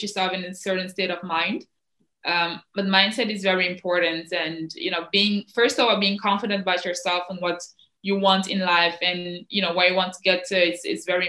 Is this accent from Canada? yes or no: no; Netherlands; also born or lived in Cameroon; I came here when I was 8